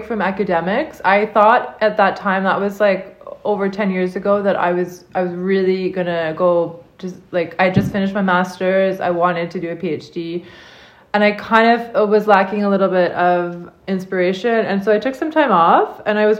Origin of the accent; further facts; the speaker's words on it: Ottawa, Ontario, Canada; moved away as an adult; also born or lived in Prince Edward County, Canada; now in Jura, France; I was born and I grew up in Ottawa, Canada